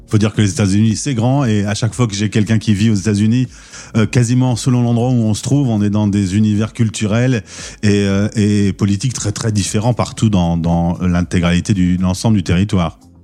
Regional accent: France; nous, les Français

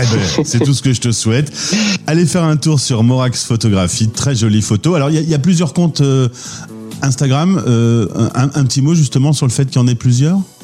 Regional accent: France; chez nous en France

